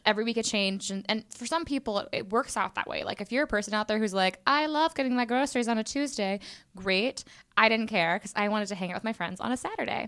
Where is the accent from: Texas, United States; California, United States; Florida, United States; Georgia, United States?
Texas, United States; Houston; now in New York City, United States; I'm originally from Houston, Texas, H Town